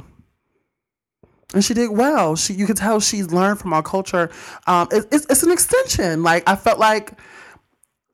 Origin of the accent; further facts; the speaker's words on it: Pearl, Mississippi, United States; I'm from Pearl, Stinkin' Rankin, but I wasn't always there.